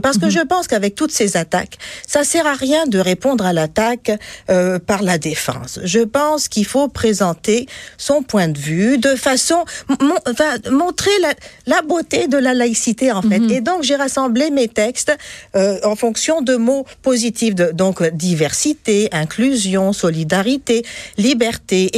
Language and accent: French; Tunisia; now in Quebec, Canada; Moi, je suis tunisienne.